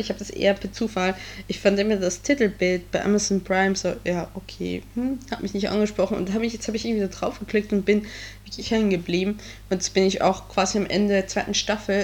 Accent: Switzerland; now in Germany; ich bin Schweizerin im deutschen Abitur

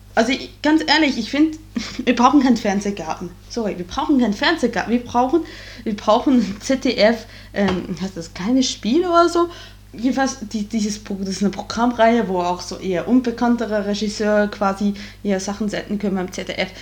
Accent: Bern, Switzerland; now in Germany; meinen alten Heimatkanton rausgesucht und das ist der Kanton Bern

